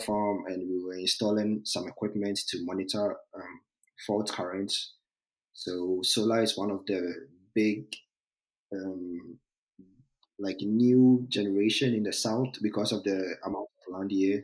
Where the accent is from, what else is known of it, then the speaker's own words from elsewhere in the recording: Ghana; moved away as an adult; also born or lived in New York, United States; now in Georgia, United States; I'm from Ghana, so our, uh, in our educational system, when you get to high school